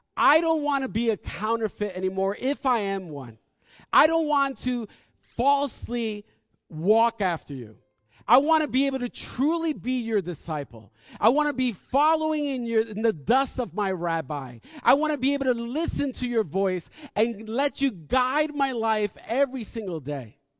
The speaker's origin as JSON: {"language": "English", "country": "United States", "said": "we're from New York and New Jersey"}